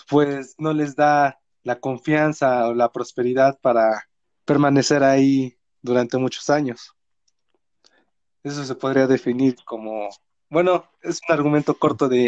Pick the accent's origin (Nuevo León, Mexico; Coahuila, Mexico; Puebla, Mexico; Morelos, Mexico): Puebla, Mexico; Atoyatempan; me fui de vacaciones aquí a lo que fue mi pueblo, un pueblo muy bonito. Te lo recomiendo, es el pueblo de Atoyatempan.